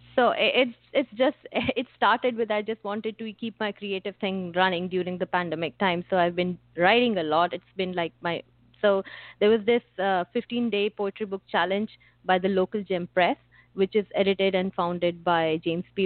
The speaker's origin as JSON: {"language": "English", "country": "India", "tie": "born or raised there", "said": "growing up in India"}